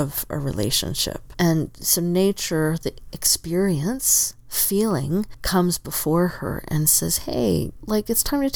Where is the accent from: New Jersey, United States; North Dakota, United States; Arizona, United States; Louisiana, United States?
Arizona, United States; Southern; now in Oregon, United States; I grew up in Southern Arizona